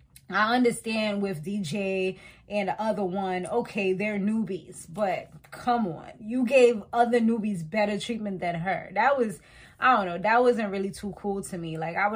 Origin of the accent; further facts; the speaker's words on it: Montserrat; now in United States; because I was West Indian, you know, and I'm from Montserrat. It's like, oh, like, you know, but then it's like, I don't have the OD accent because I'm Americanized.